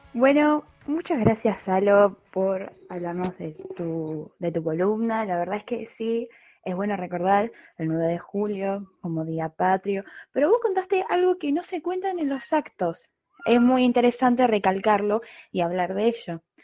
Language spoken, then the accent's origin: Spanish; Argentina; somos argentinos